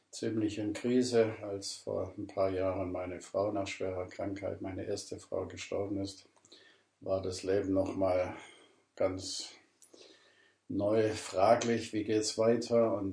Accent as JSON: {"language": "German", "town": "Ravensburg", "region": "Baden-Württemberg", "country": "Germany", "also_born_or_lived": "Burgwedel", "moved": "yes", "said": "Ich komme ursprünglich aus Ravensburg, Süddeutschland. Hört man ja auch an meinem Akzent."}